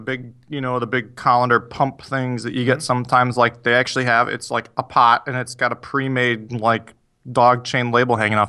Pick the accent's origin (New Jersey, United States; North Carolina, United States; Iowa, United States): Iowa, United States; moved away; also born or lived in Two Rivers, Wisconsin / Minnesota; I grew up in Iowa. Well, I've lived in Two Rivers, and I lived in Two Rivers, Wisconsin. I lived in Iowa, and I had relatives who lived in Minnesota.